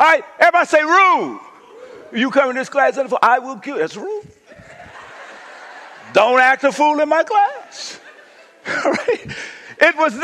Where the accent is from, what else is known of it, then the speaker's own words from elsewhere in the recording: United States; moved away; I went home to Kashada, my hometown